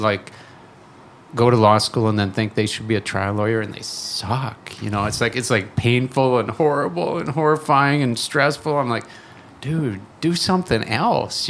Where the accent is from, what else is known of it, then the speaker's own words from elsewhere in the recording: southern Wisconsin, United States; moved away as an adult; also born or lived in Madison, Wisconsin / Minneapolis, Minnesota / Owatonna, Minnesota; now in Duluth, United States; Grew up southern Wisconsin, down in the hill country